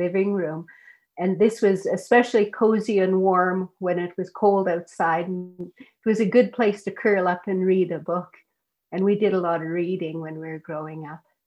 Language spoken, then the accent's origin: English; Teslin, Yukon, Canada; I'm from Teslin, and the Teslin Tlingit Council is the First Nation that I'm associated